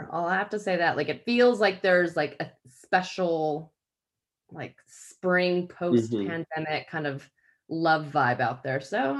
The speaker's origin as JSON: {"language": "English", "country": "United States", "moved": "as an adult", "lives_now": "England", "said": "can gather that I'm American, but have lived here for 10 years and can't kick it. But the more that I drink, the more kind of English British I sound."}